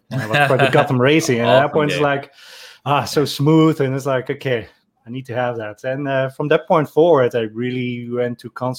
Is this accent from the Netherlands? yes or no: yes; Netherlands; growing up in the Netherlands